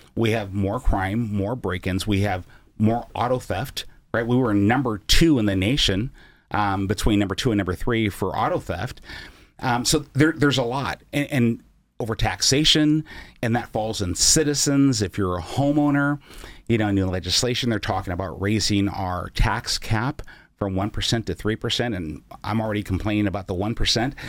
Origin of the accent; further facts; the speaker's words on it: Seattle, Washington, United States; also born or lived in East Oakland, California; Mom moved us to Seattle when I was six years old